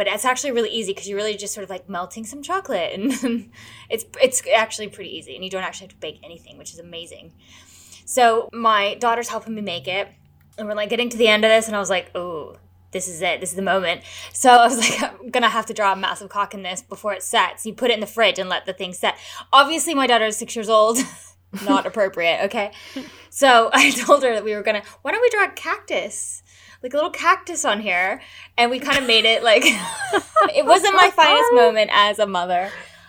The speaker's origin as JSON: {"language": "English", "country": "United States", "said": "I'm American."}